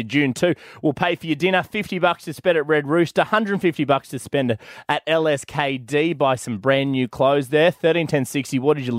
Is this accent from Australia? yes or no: yes; Australia; So I thought this was big in the US, but I mean, as an Aussie mum, you're like, boycott the pig.